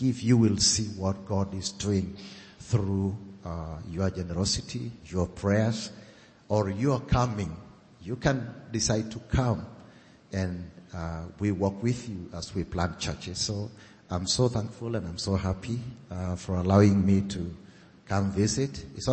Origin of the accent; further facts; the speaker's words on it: Kenya; I come from Kenya. And I'm a Maasai